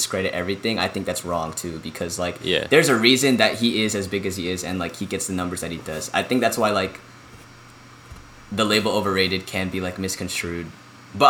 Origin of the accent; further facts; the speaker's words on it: North Texas, United States; we're from North Texas